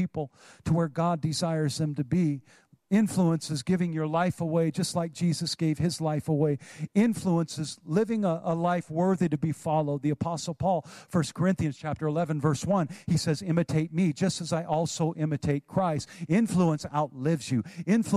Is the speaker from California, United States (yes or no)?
yes; Oroville, California, United States; moved away; my hometown of Oroville, California